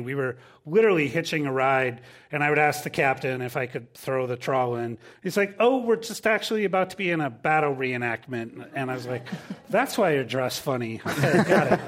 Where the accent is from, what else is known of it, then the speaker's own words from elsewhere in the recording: Minnesota, United States; moved away; I'm originally from Minnesota, and I grew up sailing. We have ten thousand lakes there.